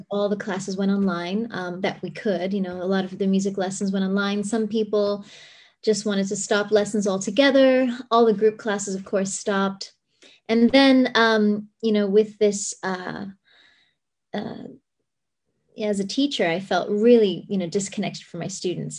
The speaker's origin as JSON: {"language": "English", "country": "Cayman Islands", "tie": "born or raised there", "also_born_or_lived": "La Jolla, California", "moved": "yes", "lives_now": "San Diego, United States", "said": "I grew up in the Cayman Islands and my dad's Lebanese"}